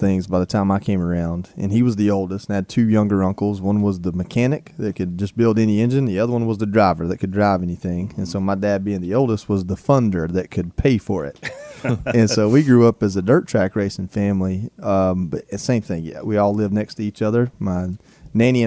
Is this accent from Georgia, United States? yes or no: yes; North Georgia, United States; I'm from North Georgia, and there's some hillbillies up there and people that just have that same kind of personality that I grew up around